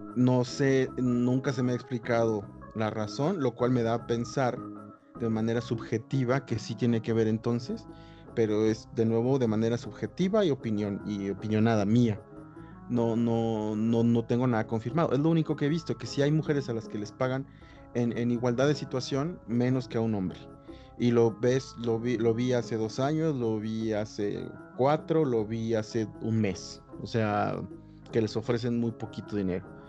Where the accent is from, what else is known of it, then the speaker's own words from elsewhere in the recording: Acapulco, Guerrero, Mexico; yo me crié en Acapulco